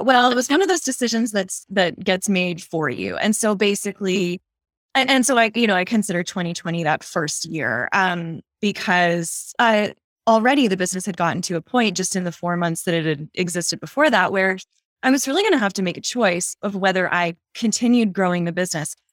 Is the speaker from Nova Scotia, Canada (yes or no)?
yes; Nova Scotia, Canada; moved away as an adult; now in Calgary, Canada; I'm actually from the east coast of Canada. So I grew up in Nova Scotia